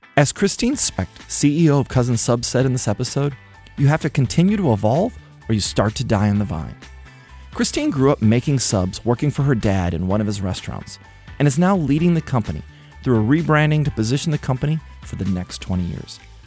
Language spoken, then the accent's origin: English; Midwest, United States; moved away; growing up in the Midwest